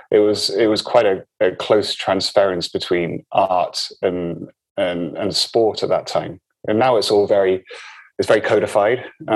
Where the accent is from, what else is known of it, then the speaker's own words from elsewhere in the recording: Forres, Scotland, United Kingdom; also born or lived in Malta; No, I was born in Malta, and I was in Malta until I was just after I was 1 year old, then moved to the very north of Scotland, Forres, which is where they had the Nimrod bases.